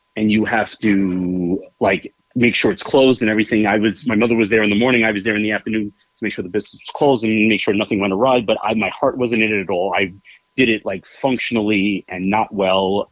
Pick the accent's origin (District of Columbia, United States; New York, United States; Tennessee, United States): New York, United States; New York City; i grew up in bayside queens new york